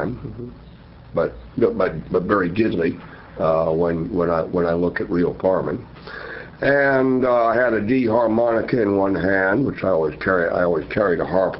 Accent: Asheville, North Carolina, United States; moved away; also born or lived in Oklahoma; I grew up in Asheville, North Carolina, not too far down the road

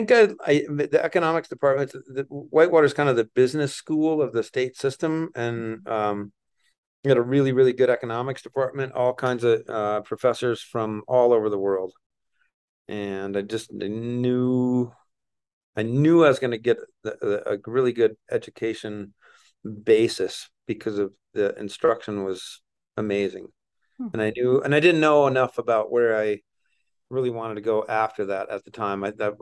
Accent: Wisconsin, United States; Small town, small farm. I don't know, medium sized farm back there.

